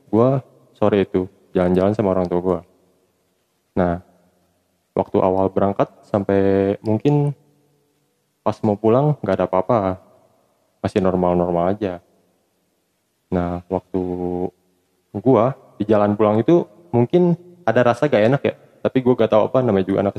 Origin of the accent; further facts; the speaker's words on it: Sukabumi, West Java, Indonesia; now in Cianjur, Indonesia; sekarang tinggal di Cianjur tapi gue asli orang Sukabumi